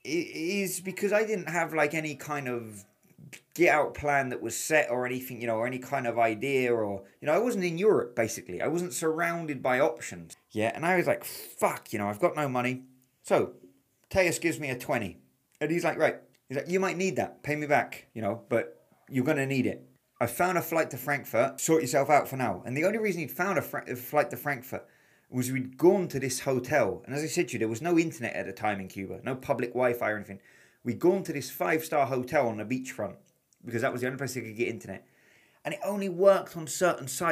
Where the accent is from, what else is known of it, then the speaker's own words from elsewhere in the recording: England, United Kingdom; I'm from England